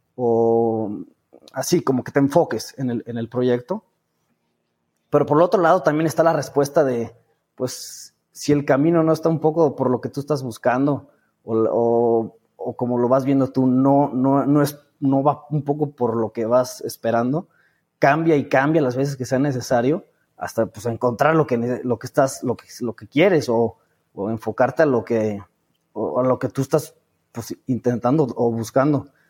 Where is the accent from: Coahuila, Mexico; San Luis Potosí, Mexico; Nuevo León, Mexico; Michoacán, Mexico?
San Luis Potosí, Mexico; moved away as an adult; now in Guadalajara, Mexico; yo estoy en Guadalajara, digo, yo soy de San Luis Potosí, este, pero me vine a estudiar la, toda la carrera aquí